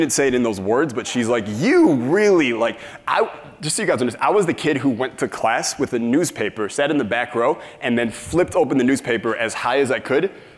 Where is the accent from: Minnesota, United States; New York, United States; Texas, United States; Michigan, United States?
Michigan, United States; I'm from Michigan, grew up in a married middle class family